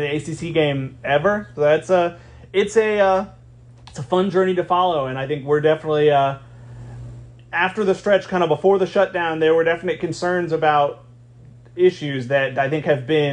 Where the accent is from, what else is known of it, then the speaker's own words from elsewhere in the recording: United States; also born or lived in Virginia / Georgia; growing up in Virginia and Georgia